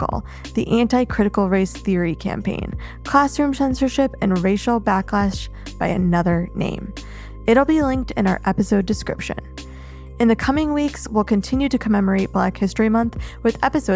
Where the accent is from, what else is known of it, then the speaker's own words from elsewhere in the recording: suburb of Chicago, Illinois, United States; my small suburb of Chicago